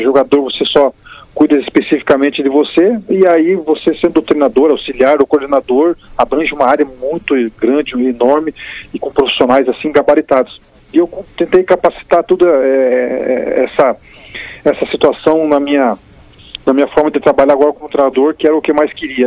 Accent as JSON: {"language": "Portuguese", "country": "Brazil", "said": "nós aqui brasileiros"}